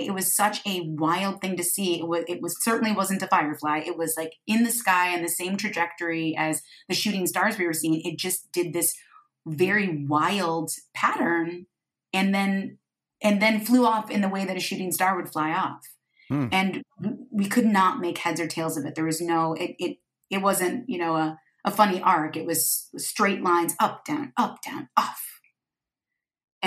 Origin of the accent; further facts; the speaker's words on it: Michigan, United States; moved away; growing up in Michigan, we would often go to the beach because we lived on a lake